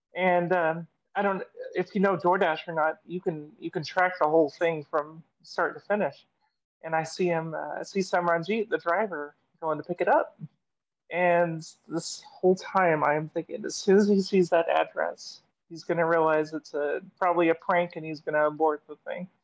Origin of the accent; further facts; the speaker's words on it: Seattle, Washington, United States; now in Arkansas, United States; I'm from Seattle